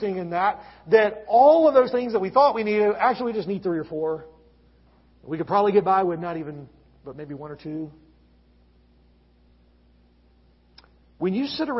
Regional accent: Gulf Coast of Alabama, United States; now in Lynchburg, United States; I grew up on the Gulf Coast of Alabama

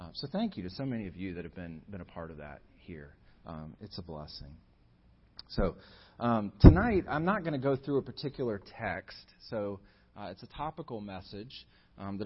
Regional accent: United States; the country that God has sovereignly placed me in and had me born into

